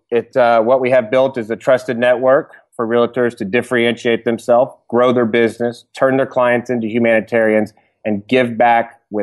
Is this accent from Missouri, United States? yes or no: no; Dallas, Texas, United States; now in California, United States; I'm from Dallas, Texas, and I moved about 4.5 years ago to California to work for Tom's Shoes.